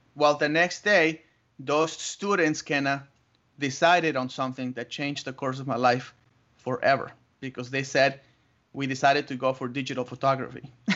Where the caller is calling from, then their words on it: Tucson, Arizona, United States; I'm calling you from Tucson, Arizona